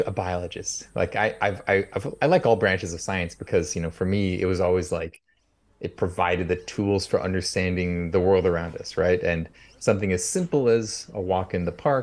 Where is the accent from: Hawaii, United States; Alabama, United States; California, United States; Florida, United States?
California, United States; near San Francisco, coastal; I grew up in California, coastal California, near San Francisco